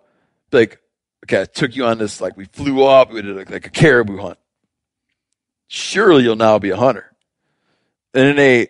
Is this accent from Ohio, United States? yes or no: no; Michigan, United States; So I grew up trapping in Michigan.